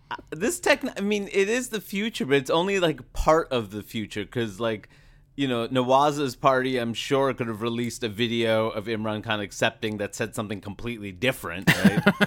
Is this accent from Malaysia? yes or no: no; United States; As an American, every time, as an American depressive